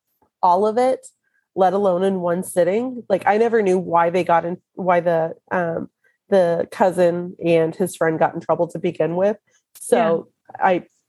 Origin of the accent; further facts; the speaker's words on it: New York City, New York, United States; accent: Brooklyn; your Brooklyn accent, which is what I do every so often, just because that's who I am.